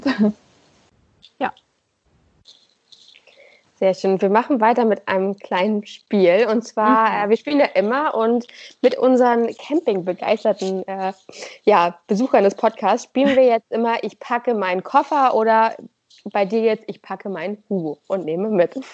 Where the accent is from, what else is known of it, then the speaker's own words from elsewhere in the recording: Flensburg, Schleswig-Holstein, Germany; ich äh, kann hier für meine Heimat, also für Flensburg sprechen.